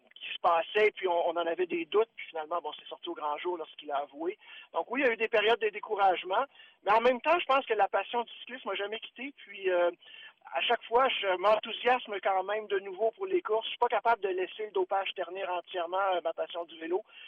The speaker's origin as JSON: {"language": "French", "town": "Sherbrooke", "region": "Quebec", "country": "Canada", "tie": "born or raised there", "said": "je suis né à Sherbrooke et puis d'un père euh, qui est québécois, mais aussi d'une mère française."}